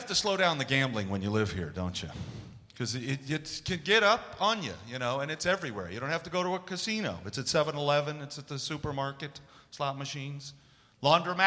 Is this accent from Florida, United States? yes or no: no; Missouri, United States; moved away; also born or lived in Las Vegas, Nevada / New York